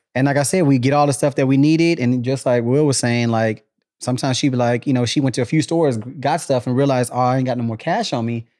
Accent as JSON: {"language": "English", "town": "Killeen", "region": "Texas", "country": "United States", "tie": "born or raised there", "also_born_or_lived": "Germany"}